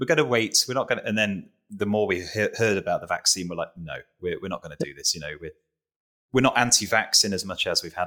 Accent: United Kingdom; as a Brit

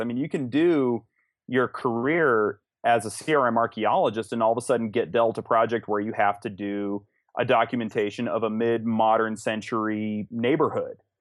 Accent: Los Alamos, New Mexico, United States; I was born and raised in Los Alamos

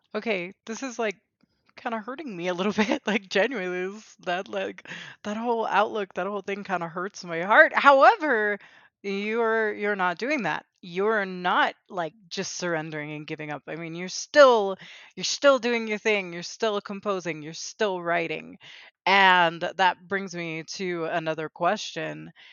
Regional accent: South Florida, United States; I grew up in South Florida, all over the Miami-Fort Lauderdale area, and I grew up speaking Spanish Inglés también

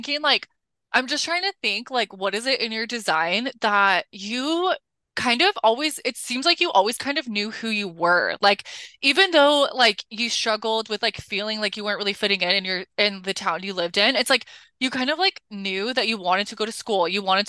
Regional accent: Colorado, United States; I'm also from Colorado, from like the Midwest. It wasn't a super small town, but both my parents grew up in Nebraska in very small towns. And so all my family lives in small towns.

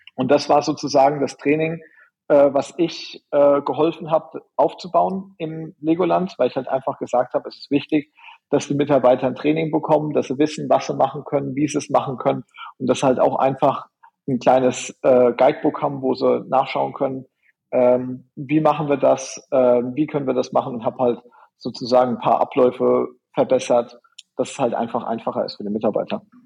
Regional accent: Germany; also born or lived in Orlando, United States; bei uns in Deutschland

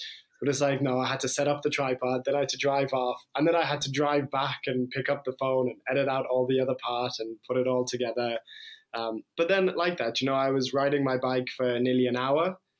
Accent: London, United Kingdom; moved away; also born or lived in Limerick, Ireland / Iran; I'm half Irish, half Iranian. So my mom is from Ireland and my dad was from Iran. And I was born in Limerick, but I grew up in London and then moved to Iran

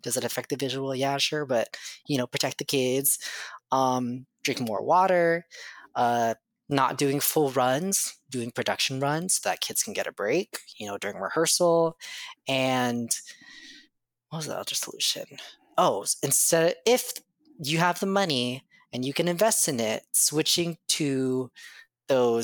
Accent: Central Florida, United States; I'm from Central Florida and there's no seasons there. And so I'm used to the heat

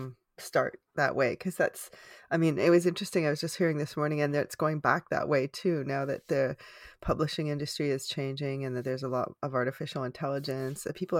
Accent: Canada; I'm from the other side of the country

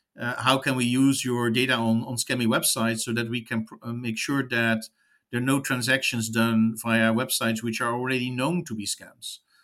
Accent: United States; as an American

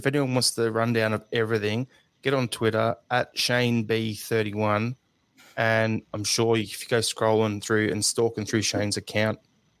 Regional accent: Australia; as an Australian football fan who used to go to the NSL

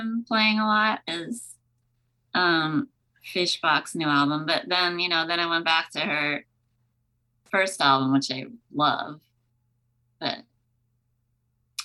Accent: New York City, New York, United States; I was born in Manhattan, so I think I saw a lot of different cultures around me. And so I think, I don't know, I think that just that sort of city life made me feel like a part of a very large world

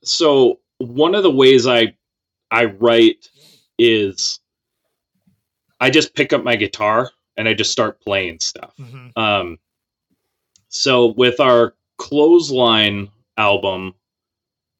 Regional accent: Minnesota, United States; we're from Minnesota

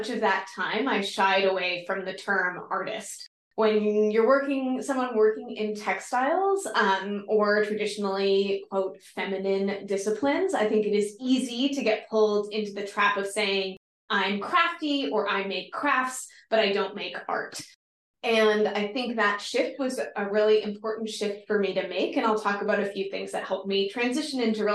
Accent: East Coast, United States; moved away as an adult; also born or lived in Chicago; I'm originally from the East Coast.

